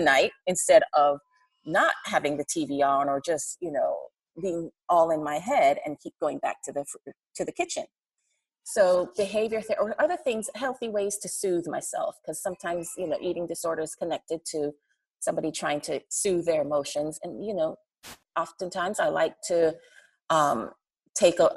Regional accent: Jamaica; now in Atlanta, United States; So I'm from Jamaica

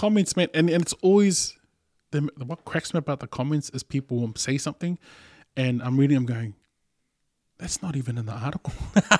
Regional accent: Canada; I'm so Canadian right now.

